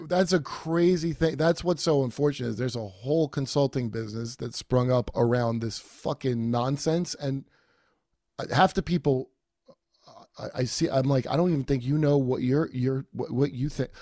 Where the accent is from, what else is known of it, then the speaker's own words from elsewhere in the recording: New York, United States; now in Los Angeles, United States; I'm from New York